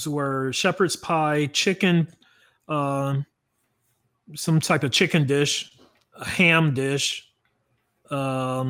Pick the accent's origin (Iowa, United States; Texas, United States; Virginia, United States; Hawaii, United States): Texas, United States; Dallas; I am from Dallas, Texas